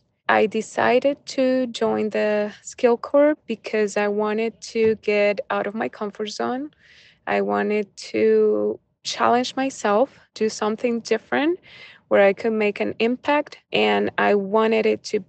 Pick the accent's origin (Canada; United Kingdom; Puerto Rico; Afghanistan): Puerto Rico; now in New York, United States; I am from Puerto Rico, but I currently live in New York.